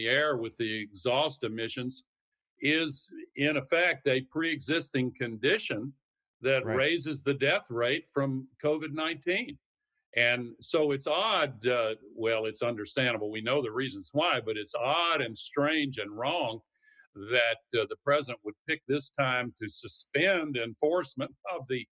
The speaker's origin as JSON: {"language": "English", "region": "the South", "country": "United States", "said": "I come from the South"}